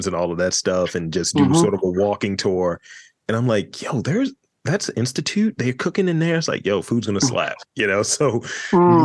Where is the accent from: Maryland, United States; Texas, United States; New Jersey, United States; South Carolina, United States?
Maryland, United States; Baltimore; I'm from Baltimore